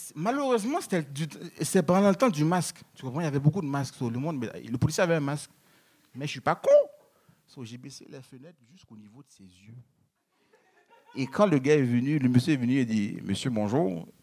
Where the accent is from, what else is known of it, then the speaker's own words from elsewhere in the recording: Haiti; moved away; je suis haïtien